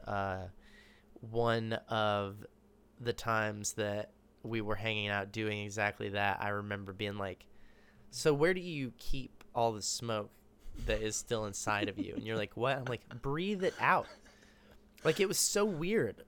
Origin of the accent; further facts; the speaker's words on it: Austin, Texas, United States; moved away as an adult; also born or lived in Dallas, Texas; I grew up in Austin.